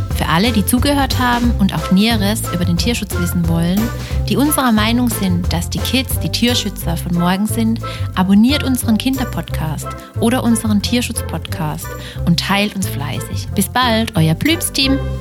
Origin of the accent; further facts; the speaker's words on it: Germany; bei uns in Deutschland